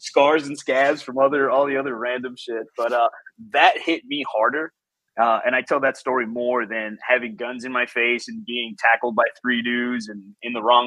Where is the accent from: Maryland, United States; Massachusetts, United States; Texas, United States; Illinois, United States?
Illinois, United States; Chicago; first language Spanish; English is a second language; also born or lived in Mexico; I was born and raised in Chicago, south side of Chicago in Pilsen